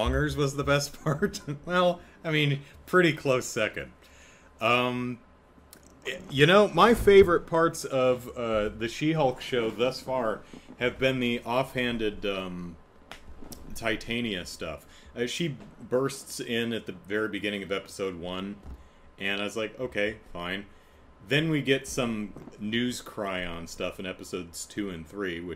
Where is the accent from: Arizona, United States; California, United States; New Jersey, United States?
Arizona, United States; Phoenix; now in San Diego, United States; I'm from Phoenix, or I've spent 17 years of my life in Phoenix